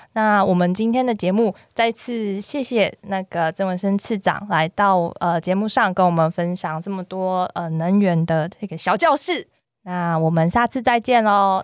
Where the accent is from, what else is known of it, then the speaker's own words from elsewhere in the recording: Taichung, Taiwan; 我是台中人